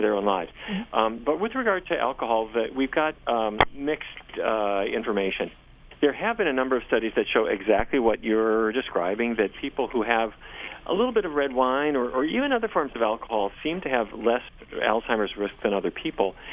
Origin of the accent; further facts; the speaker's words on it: Fargo, North Dakota, United States; I grew up in Fargo, North Dakota